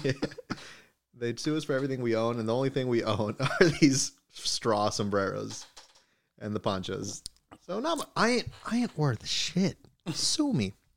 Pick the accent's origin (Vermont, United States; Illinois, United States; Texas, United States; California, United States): California, United States; Inglewood; accent: American, with Mexican ranch melody; also born or lived in Mexico; I have my own American accent